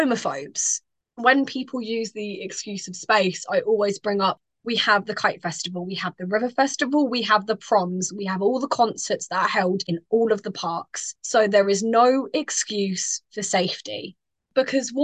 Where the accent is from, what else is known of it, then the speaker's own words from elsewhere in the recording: Bedford, East of England, United Kingdom; I'm from Bedford, which, while it is a very inclusive town in all aspects